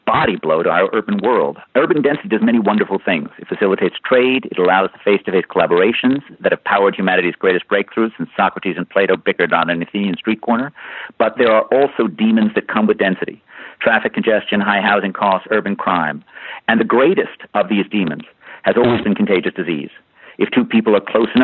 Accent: New York City, New York, United States; As a child growing up in New York City

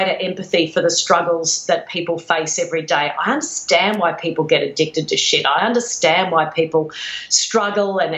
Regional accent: Redcliffe, Queensland, Australia; Redcliffe on the outskirts of Brisbane, known as Deadcliffe

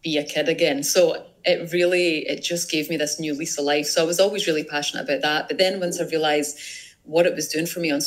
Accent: Scotland, United Kingdom; I'm from Scotland.

